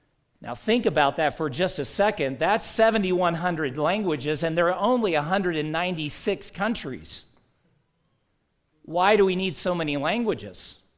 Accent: the South, United States; I grew up in the South, and one of the first things people say is, you don't have a Southern accent.

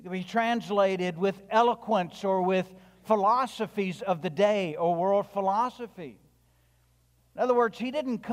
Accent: the South, United States; I'm from the South. I'm white.

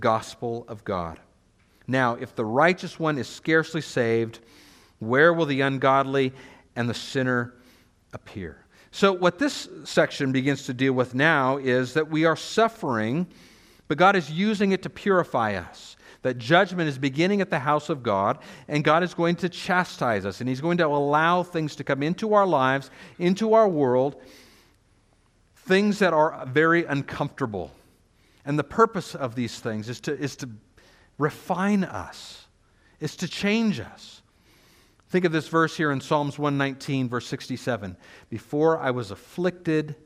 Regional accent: United States; as American Christians

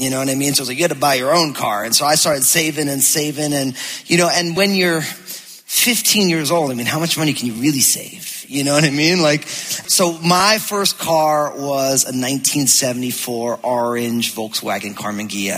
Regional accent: New Jersey, United States; moved away; I'm from New Jersey.

